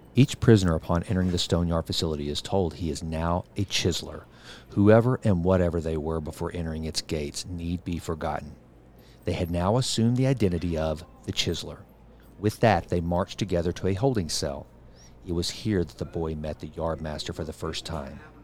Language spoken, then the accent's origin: English; Sulphur Springs, Texas, United States; my hometown of Sulphur Springs